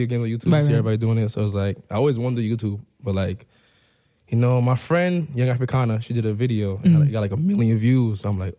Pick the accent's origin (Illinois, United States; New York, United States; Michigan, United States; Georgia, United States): New York, United States; Mount Vernon; I was born and raised in Mount Vernon.